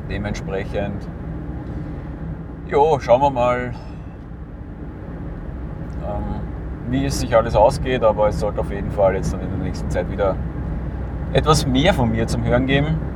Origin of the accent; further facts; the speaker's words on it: Lower Austria, Austria; Einfach weil der Umweg über meinen Heimatort in der Nähe von Wien nicht wirklich sinnvoll ist